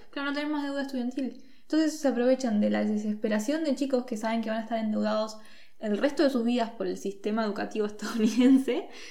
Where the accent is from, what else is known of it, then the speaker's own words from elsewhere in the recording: Argentina; los argentinos sí somos tanto latinoamericanos como latinos